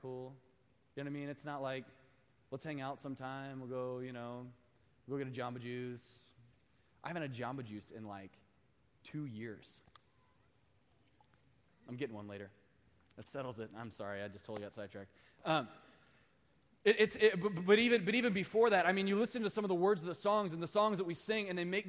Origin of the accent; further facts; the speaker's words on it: Midwest, United States; now in Sacramento, United States; I actually, I came here from the Midwest. I did a crazy year of master's commission here in Sacramento